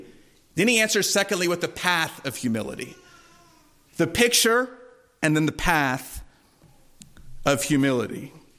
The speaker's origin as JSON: {"language": "English", "town": "Durham", "region": "North Carolina", "country": "United States", "tie": "born or raised there", "said": "When I was growing up in Durham, there was a bookstore that my mom loved to take my sister and I to."}